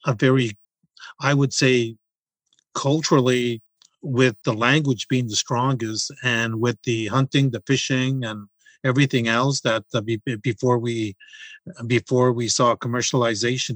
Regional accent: M'Chigeeng First Nation, Manitoulin Island, Ontario, Canada; I'm from Chiging First Nations Reserve. I was born there on Manitoulin Island.

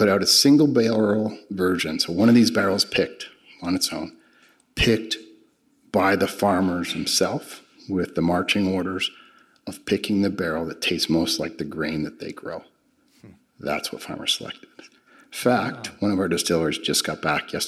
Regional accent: Canada; moved away; I'm originally from Canada

